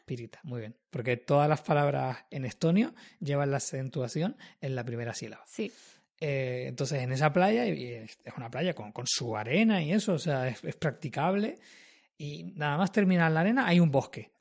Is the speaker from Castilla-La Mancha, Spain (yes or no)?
no; Madrid, Community of Madrid, Spain; moved away; yo que vengo de Madrid